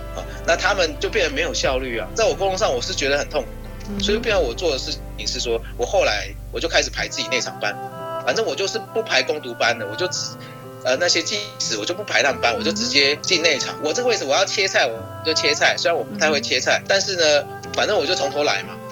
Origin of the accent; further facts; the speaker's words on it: Taichung, Taiwan; 因为我从小就住在逢甲